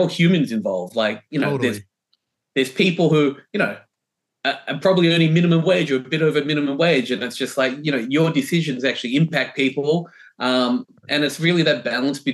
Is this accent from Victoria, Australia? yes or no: yes; Melbourne, Victoria, Australia; moved away as an adult; now in New York City, United States; I grew up, I was born in Melbourne.